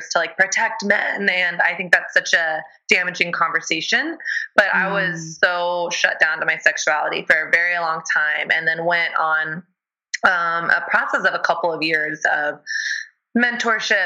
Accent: the South, United States; moved away as an adult; also born or lived in Texas; now in New York City, United States; I grew up in the South

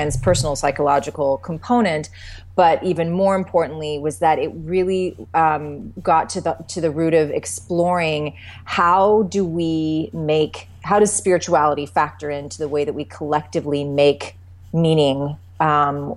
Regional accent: the Canadian prairies, Canada; moved away as an adult; now in California, United States; I grew up in this, you know, on the prairies in Canada, you know, rural upbringing

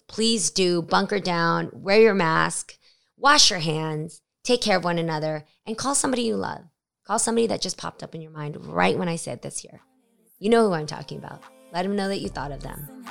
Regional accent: United States; being Asian American

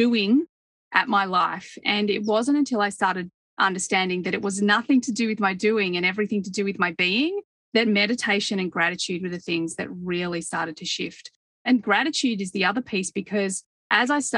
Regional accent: Australia; when I grew up in Australia

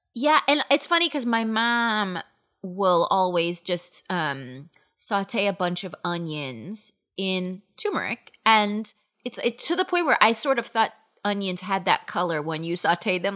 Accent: Palm Springs, California, United States; now in New York City, United States; I grew up in Palm Springs, California

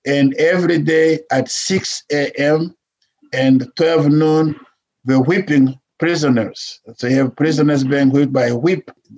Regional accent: DR Congo; now in United States; Well, I'm from the Congo. I grew up in the Congo when he started fighting for independence.

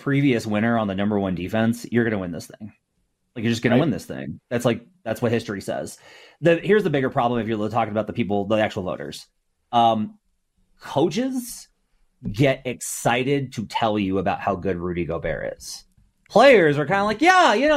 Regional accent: Arkansas, United States; I'm from Arkansas

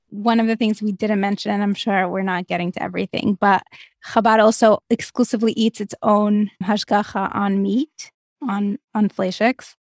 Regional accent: Moscow, Russia; moved away; I grew up in Moscow, Russia

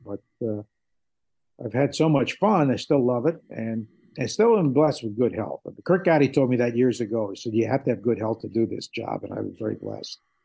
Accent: New Haven, Connecticut, United States; moved away; I grew up in the New Haven area

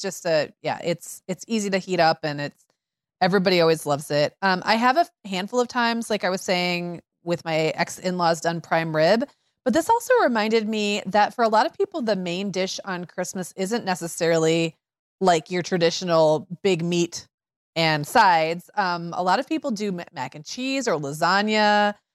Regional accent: Midwest, United States; I grew up in Midwest 80s where casseroles were still really hanging on

